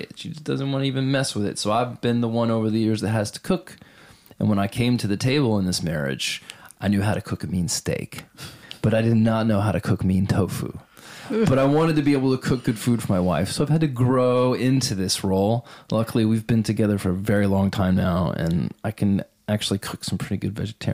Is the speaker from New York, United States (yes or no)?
no; Texas, United States; I'm from Texas